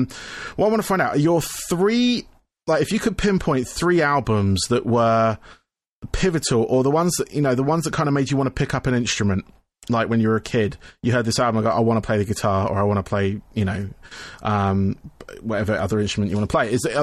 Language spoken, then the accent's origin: English; Camberley, South East England, United Kingdom; I'm south of London by about 30 miles. I'm in a town called Camberley